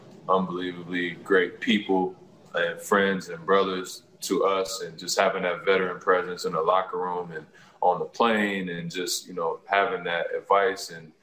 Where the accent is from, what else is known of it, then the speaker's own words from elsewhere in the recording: Toronto, Ontario, Canada; So I'm doing work in my hometown like I always do. I'm going to continue to try to find work to do, you know, in Toronto.